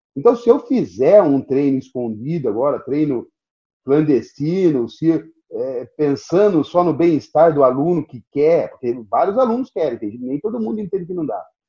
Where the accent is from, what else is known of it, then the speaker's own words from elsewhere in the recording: Brazil; eu sou brasileiro, nunca fui europeu